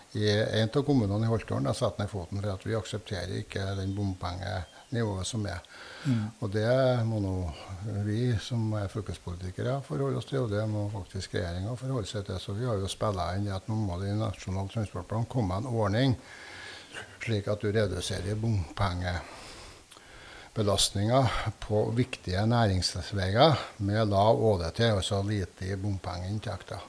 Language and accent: Norwegian; Asplia, Trøndelag, Norway; familiegården der vi er fra, i Sør-Etran, i Asplia